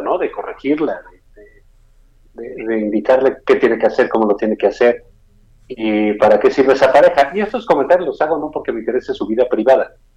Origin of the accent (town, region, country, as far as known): Mexico